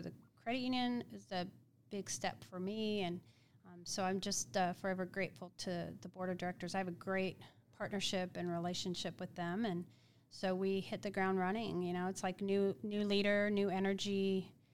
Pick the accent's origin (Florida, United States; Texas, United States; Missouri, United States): Missouri, United States; Independence; grew up in Independence, Missouri